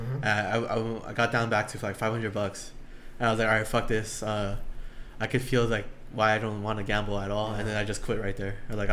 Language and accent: English; Long Beach, California, United States; I grew up in Long Beach.